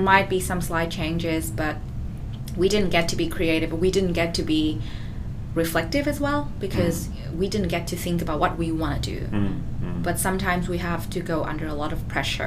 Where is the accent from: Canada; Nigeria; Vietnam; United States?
Vietnam; also born or lived in Melbourne, Australia; now in Australia; I come from Vietnam, the country in Southeast Asia that's not really developed